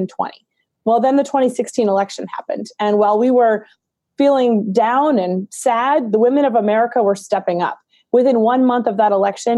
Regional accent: Maine, United States; my home state of Maine

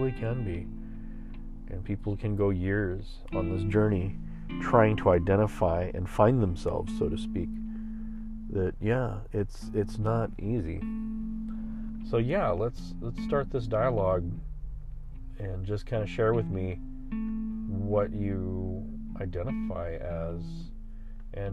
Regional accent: San Antonio, Texas, United States; I tell them I'm from Texas. I'm Tejano. I tell them that. Or, you know, I just tell them I'm from Texas. And then I tell them where in San Antonio.

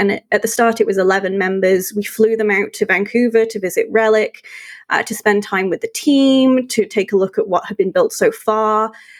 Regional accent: United Kingdom; When I play as the English, having grown up in the UK, those buildings make me feel homesick because they're so spot on.

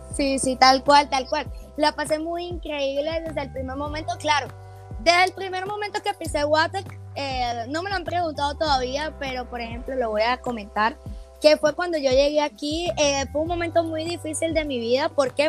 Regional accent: Caracas, Capital District, Venezuela; moved away as an adult; also born or lived in Guatemala City, Guatemala; now in Guatemala; Yo soy de Caracas

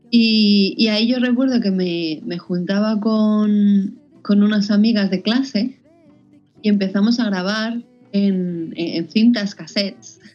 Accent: Madrid, Community of Madrid, Spain; moved away as an adult; also born or lived in Boston; now in Valencia, Spain; yo soy de Madrid, pero ya llevo cinco años eh, viviendo fuera

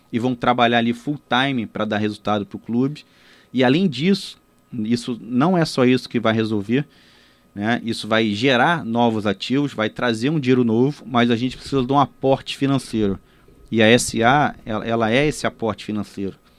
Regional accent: Rio de Janeiro, Brazil; eu nascido e criado ali em Copacabana

